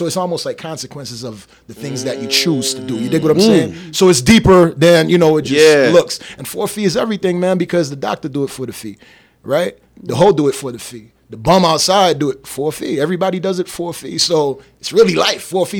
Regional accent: Las Vegas, Nevada, United States; Hey, you know, I'm from Vegas. Oh, yeah, well, you live on a strip.

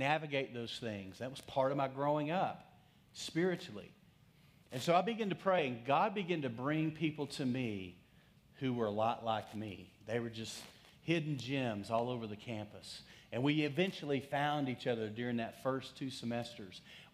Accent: Texas, United States; accent: Texas; my Texas accent

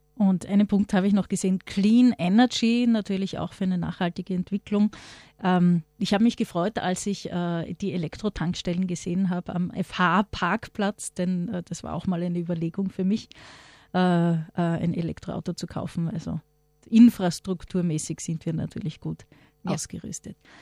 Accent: Austria; Bei uns in Österreich

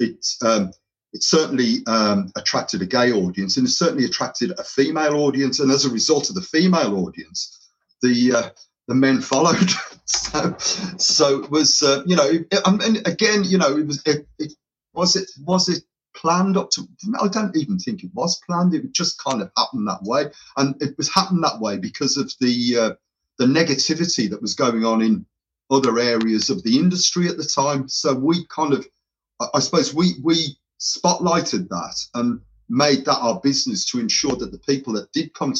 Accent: Birmingham, West Midlands, United Kingdom; accent: tinge of Irish with Birmingham; My accent is probably a little bit of a tinge of Irish with Birmingham intermingled.

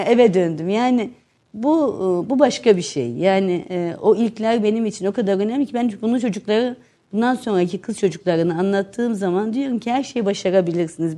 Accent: Gaziantep, Turkey; also born or lived in Istanbul; Antep evi. Antep evini girdiğiniz o taş zaman eski evet, e, içinde ninenin ve dedenin altta oturduğu, her bir e, oğlanın bir odasını paylaştığı, altta mutfağın olduğu, e, kuş evinin bile düşünüldüğü hayat dediğimiz bahçesi olan bir evde doğdum.

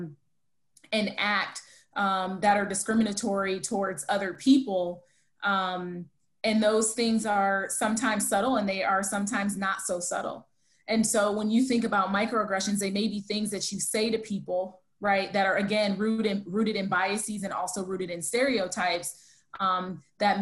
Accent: United States; I'm American.

